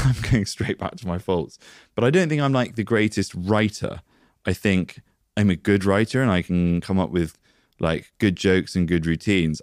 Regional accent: United Kingdom; We're British

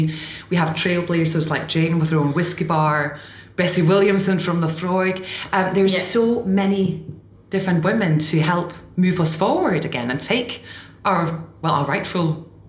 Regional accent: Denmark; English is a second language; We're going on tour in Denmark next week, actually. So taking it to my home country.

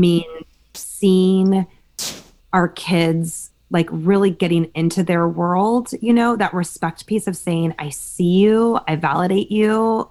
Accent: Berkeley, California, United States; I grew up in Berkeley

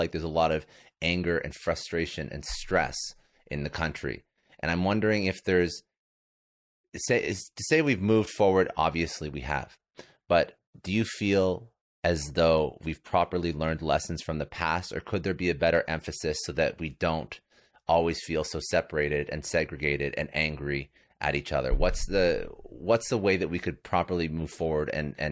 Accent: Canada; I'm Canadian

